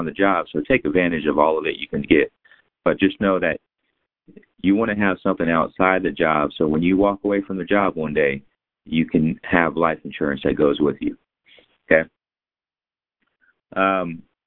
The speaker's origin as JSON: {"language": "English", "town": "San Antonio", "region": "Texas", "country": "United States", "tie": "born or raised there", "lives_now": "Fort Worth, United States", "said": "I'm born in San Antonio. I live in Fort Worth"}